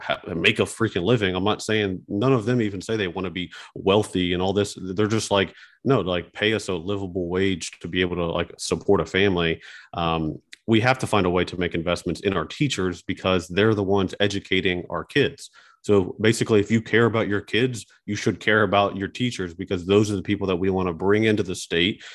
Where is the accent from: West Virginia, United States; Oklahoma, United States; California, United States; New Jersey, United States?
West Virginia, United States; growing up in West Virginia, playing basketball sports